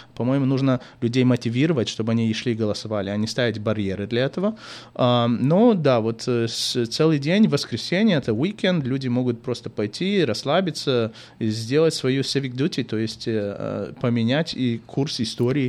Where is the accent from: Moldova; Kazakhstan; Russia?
Moldova; Chișinău; first language Russian; now in United States; родился в Кишиневе и учился в лицей с французским профилем